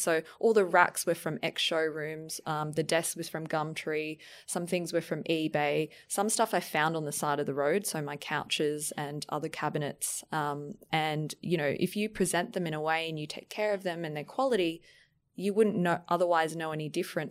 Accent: Brisbane, Queensland, Australia; now in Sydney, Australia; I'm actually from Brisbane, and every time I look out into the harbour, I feel so grateful for living here

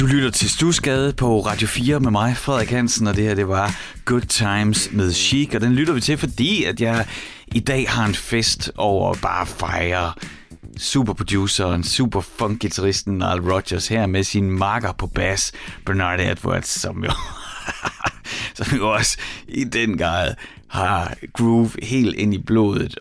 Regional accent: Horsens, Central Denmark Region, Denmark; i mit barndomshjem, der var der en øh, Beogram 4000, og på den, en af de første plader, jeg selv lærte at lægge på, øh, den at få lov til at styre pladespilleren for mig selv i Mimerskade i Horsens

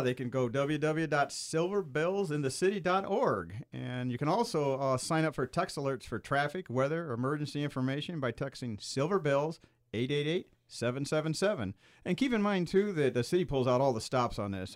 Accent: Lansing, Michigan, United States; I'm from Lansing, but I work at the Boardwalk and Light

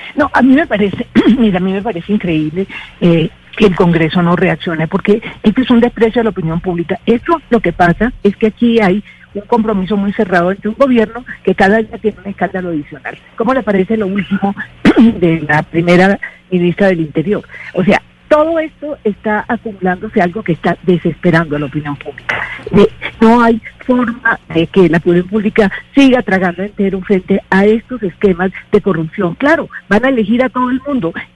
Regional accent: Barranquilla, Atlántico, Colombia; esa es mi tierra, esa es Barranquilla, esa es la costa

